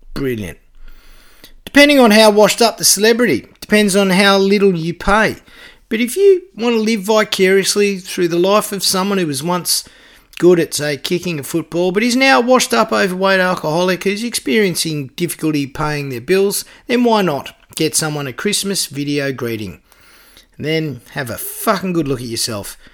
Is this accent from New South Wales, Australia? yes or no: no; Canberra, Australian Capital Territory, Australia; also born or lived in Huskisson, Jervis Bay; my hometown of Canberra